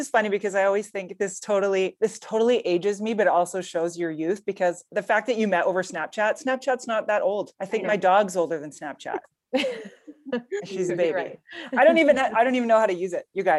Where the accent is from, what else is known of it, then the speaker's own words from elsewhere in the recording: Canada; obviously I'm Canadian